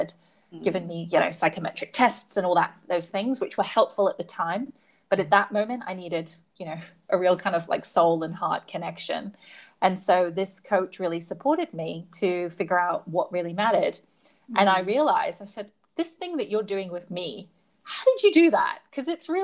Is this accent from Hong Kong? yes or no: yes; Hong Kong; And I grew up in Hong Kong, so it's tall, shiny buildings and real estate